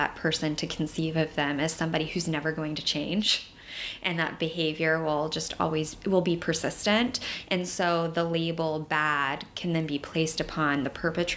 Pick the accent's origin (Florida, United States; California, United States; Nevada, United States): Florida, United States; moved away as an adult; now in New York, United States; I'm a fairly new resident to New York. I'm from Florida, and I did some DV work down there.